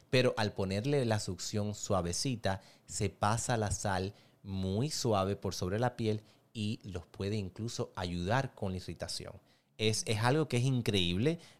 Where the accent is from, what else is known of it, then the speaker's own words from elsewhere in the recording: Cuba; moved away; Si tú me ves las fotos de cuando yo vine de Cuba, tú dices, no, que ese no eres tú.